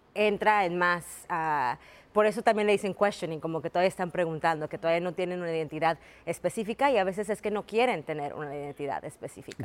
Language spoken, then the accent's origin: Spanish; Mexico; now in United States; me digo que soy mexicana, pues porque nací en México